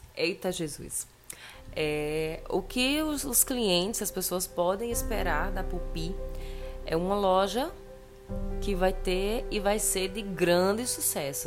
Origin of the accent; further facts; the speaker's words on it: Patos, Paraíba, Brazil; eu sou de Patos, então lá a gente é muito gaiato